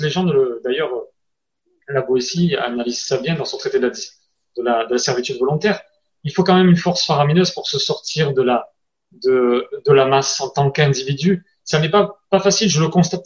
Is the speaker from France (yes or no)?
yes; France; accent: French; avec mon accent français